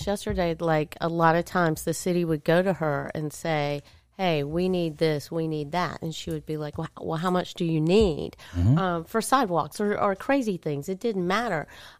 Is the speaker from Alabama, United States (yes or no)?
yes; Centre, Alabama, United States; I mean, growing up in Center, we would come to Rome to go to, like, the eye doctors and things